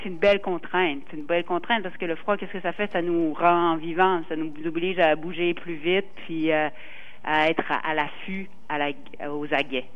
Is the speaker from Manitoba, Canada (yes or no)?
no; Quebec, Canada; en tant que Québécois